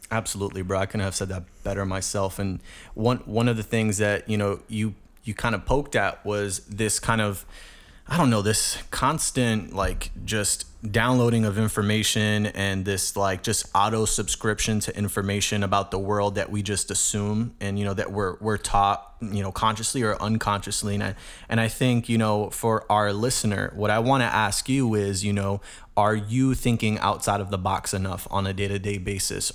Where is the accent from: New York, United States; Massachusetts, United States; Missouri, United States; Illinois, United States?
New York, United States; New York City; born and raised in the Bronx, New York, uh, grew up in the hood